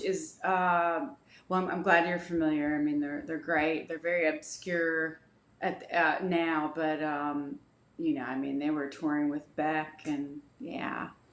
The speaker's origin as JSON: {"language": "English", "town": "Dayton", "region": "Ohio", "country": "United States", "tie": "born or raised there", "said": "I grew up in uh, Dayton, Ohio."}